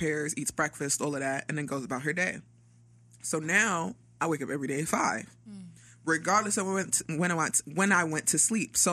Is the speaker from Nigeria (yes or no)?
yes; Nigeria; I'm Nigerian